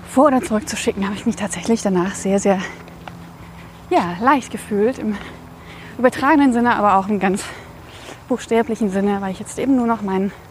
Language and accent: German; Radebeul, Saxony, Germany; born there; also born or lived in Coswig; von Dresden nach Meißen über Radebeul, wo ich geboren bin, aber nie gelebt habe.